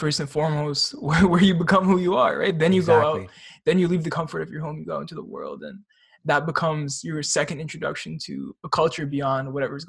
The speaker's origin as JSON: {"language": "English", "country": "Canada", "said": "Have a super fortunate, we have a really interesting perspective being Canadian, because exactly."}